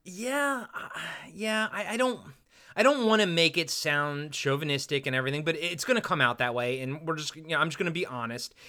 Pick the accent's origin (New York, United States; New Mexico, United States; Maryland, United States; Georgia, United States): Maryland, United States; I'm from Maryland.